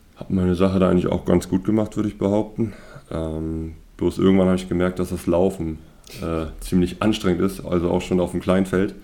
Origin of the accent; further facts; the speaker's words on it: Horst, Mecklenburg-Vorpommern, Germany; also born or lived in Stralsund; aufgewachsen bin ich größtenteils in Horst. Das ist ein Dorf in der Nähe oder zwischen Grimm, Straßen und Greifswald sozusagen im Dreieck drin